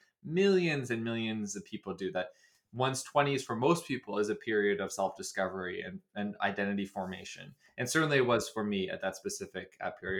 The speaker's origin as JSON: {"language": "English", "town": "Dartmouth", "region": "Nova Scotia", "country": "Canada", "tie": "born or raised there", "also_born_or_lived": "Washington, D.C. / Toronto", "moved": "as an adult", "said": "I grew up in Dartmouth, Nova Scotia, and I spent virtually my entire childhood in Nova Scotia."}